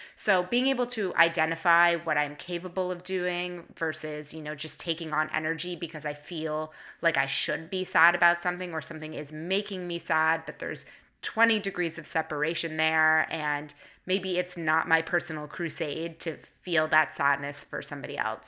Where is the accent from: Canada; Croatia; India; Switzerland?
Canada; Toronto, Ontario; now in San Francisco, United States; Toronto is my hometown, born and raised, and I love it there